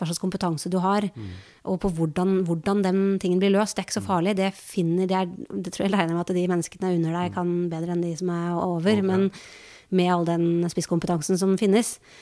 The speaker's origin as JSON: {"language": "Norwegian", "country": "Norway", "said": "vi som nordmenn"}